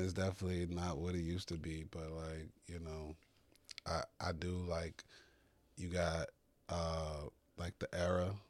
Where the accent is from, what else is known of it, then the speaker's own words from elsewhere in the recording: Chicago, Illinois, United States; growing up in Chicago, especially on the South Side